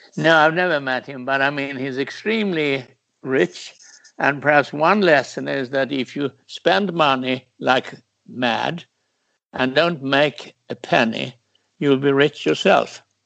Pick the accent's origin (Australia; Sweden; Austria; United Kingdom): Sweden; my home country